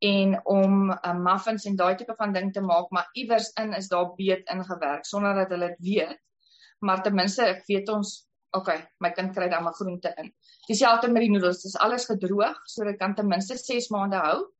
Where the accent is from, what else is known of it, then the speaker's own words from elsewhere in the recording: Paarl, Western Cape, South Africa; now in Kuruman, South Africa; ek kom van die Parel af